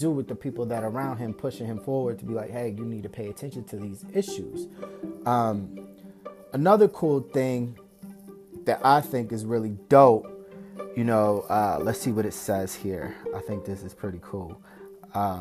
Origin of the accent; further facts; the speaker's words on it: Springfield, Massachusetts, United States; my hometown, Springfield, Massachusetts